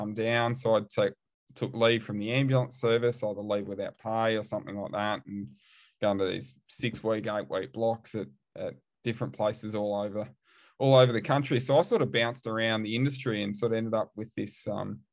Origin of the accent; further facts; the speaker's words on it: Australia; moved away as an adult; also born or lived in England / Waterford, Ireland; I'm from Australia